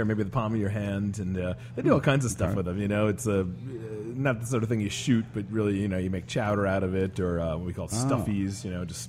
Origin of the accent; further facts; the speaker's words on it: Rhode Island, United States; moved away as an adult; now in New Orleans, United States; I moved to New Orleans. And that was about 12 years ago. And I grew up in the Northeast in New England, biggest little Rhode Island.